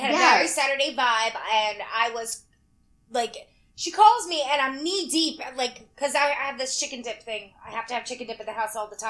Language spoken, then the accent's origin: English; Kentucky, United States; I was born in Kentucky.